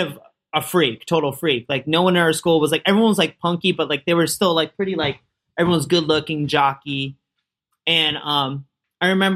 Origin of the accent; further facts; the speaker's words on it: Orinda, California, United States; moved away as an adult; now in Los Angeles, United States; I grew up in the Bay Area near Berkeley in this little town called Orinda